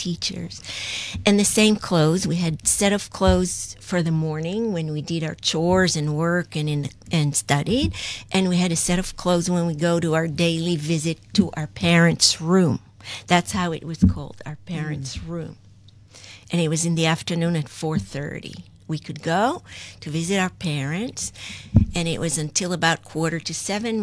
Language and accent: English; Kibbutz Lehavot HaBashan, Northern District, Israel; moved away as an adult; now in New York, United States; I was born and raised in Kibbutz Le'avot HaBashan